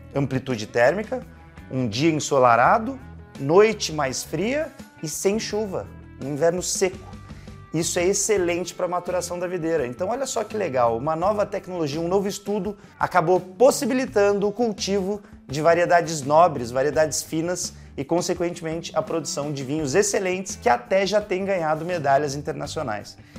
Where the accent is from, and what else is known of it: Brazil